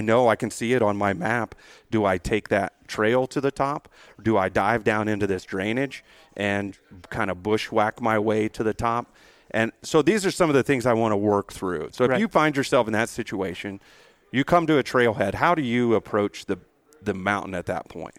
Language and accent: English; San Antonio, Texas, United States; I came out from San Antonio, Texas, mm-hmm. 600 feet elevation, and literally the most mountains that we have is the hill country